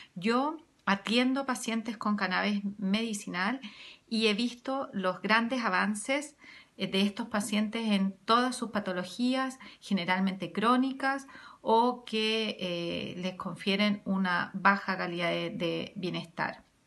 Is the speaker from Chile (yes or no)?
yes; Chile; soy médico veterinaria chilena